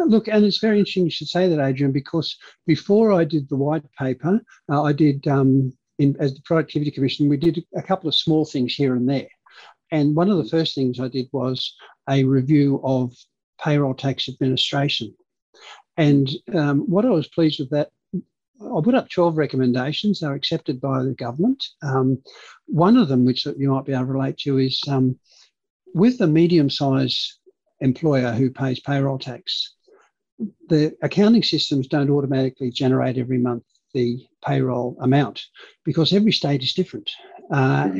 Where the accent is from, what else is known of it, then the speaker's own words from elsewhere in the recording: Hornsby, New South Wales, Australia; first language Dutch; English is a second language; also born or lived in Canberra; So we grew up in Hornsby